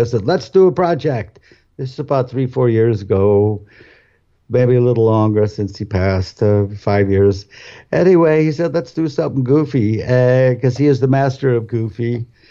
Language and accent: English; Cleveland, Akron, Ohio, United States; we're both from Cleveland, Akron, and that's like big polka